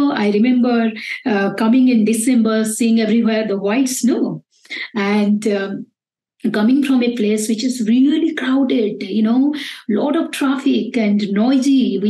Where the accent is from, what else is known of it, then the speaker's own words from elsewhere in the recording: Bangalore, Karnataka, India; I came from Bangalore, which is a very happening and very noisy place.